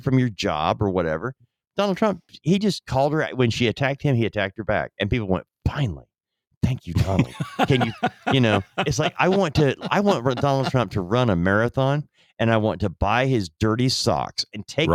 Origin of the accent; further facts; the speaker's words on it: United States; as an American citizen